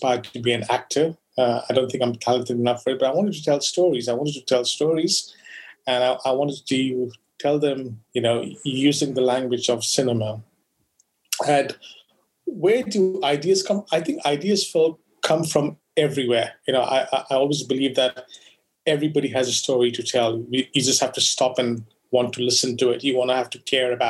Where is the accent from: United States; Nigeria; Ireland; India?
India; Goa; I grew up in Goa